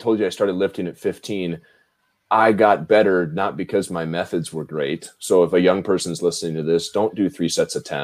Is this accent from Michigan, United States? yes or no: no; Lincoln, Nebraska, United States; moved away as an adult; also born or lived in Minnesota; I am from Nebraska, Lincoln, Nebraska, born and raised, corn fed.